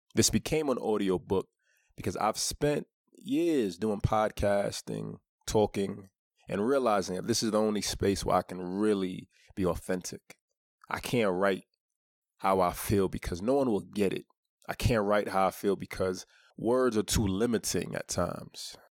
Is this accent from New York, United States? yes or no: yes; New York City, New York, United States; I grew up in Brooklyn